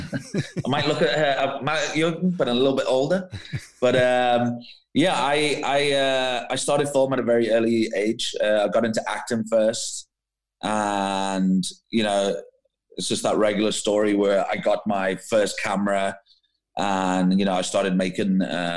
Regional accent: Liverpool, North West England, United Kingdom; moved away as an adult; now in Cape Town, South Africa; originally I'm actually from Liverpool.

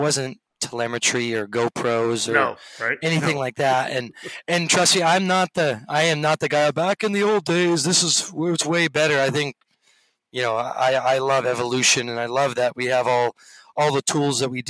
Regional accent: Sacramento, California, United States; moved away as an adult; also born or lived in Europe; I grew up in the Sacramento area

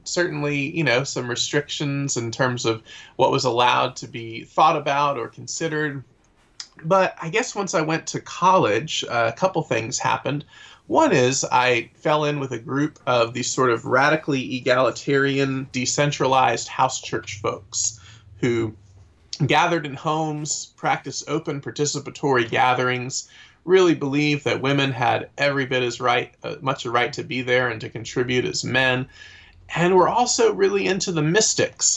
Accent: Atlanta, Georgia, United States; now in Raleigh, United States; am from the Atlanta area originally

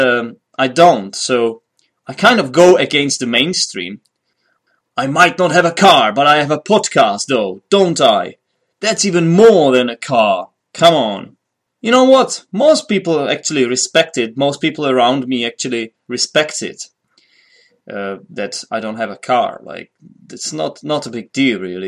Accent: Poděbrady, Central Bohemian Region, Czechia; English is a second language; Poděbrady, my hometown

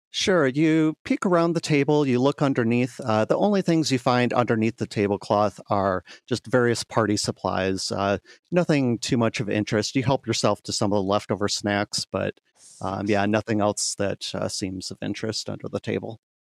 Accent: Grand Rapids, Michigan, United States; my hometown of Grand Rapids, Michigan

